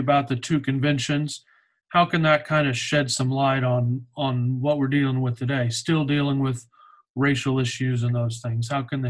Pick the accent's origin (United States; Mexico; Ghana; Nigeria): United States; Oklahoma City, Oklahoma; moved away; I'm from Oklahoma City originally.